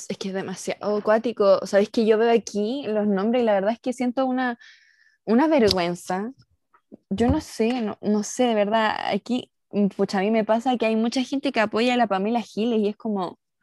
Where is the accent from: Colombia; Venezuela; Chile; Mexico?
Chile